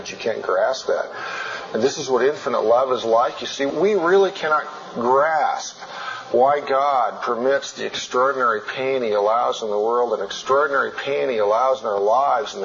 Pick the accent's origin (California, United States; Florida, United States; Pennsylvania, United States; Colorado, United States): Colorado, United States; in my home state, when I climb Long's Peak